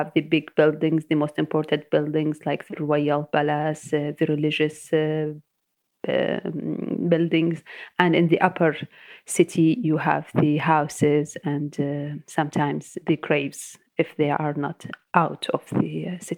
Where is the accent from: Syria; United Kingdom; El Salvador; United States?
Syria; Damascus, Damascus Governorate; I am from Damascus, the capital